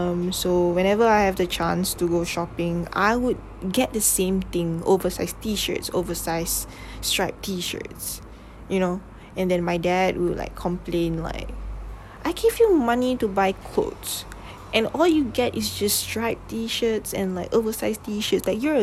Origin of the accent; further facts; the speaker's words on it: Malaysia; first language English; like I grew up speaking English. My family speak English. So I am very comfortable speaking English than my mother tongue language, which is Malay.